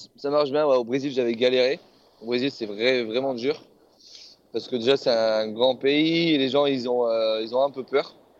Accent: France; on est français

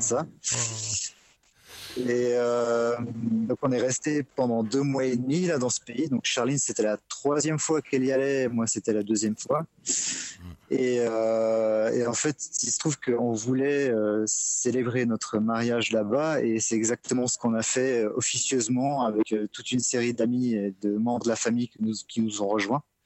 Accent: Switzerland; je suis suisse

